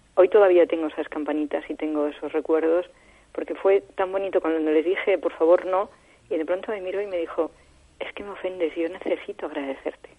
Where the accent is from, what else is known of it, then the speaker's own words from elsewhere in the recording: Spain; also born or lived in Barcelona; now in Madrid, Spain; como soy español